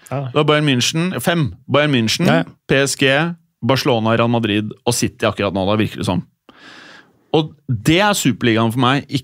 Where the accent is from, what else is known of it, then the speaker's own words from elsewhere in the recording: Norway; Kanskje en eller annen idiot sier Ødegaard, men liksom, fordi jeg er fra Norge.